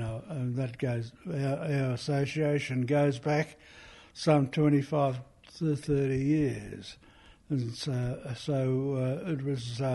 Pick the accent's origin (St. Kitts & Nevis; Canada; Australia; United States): Australia; Eastern Arrernte, Artunga, east of Alice Springs, Northern Territory; I'm from the East Aranda group from Altunga, east of Alice Springs.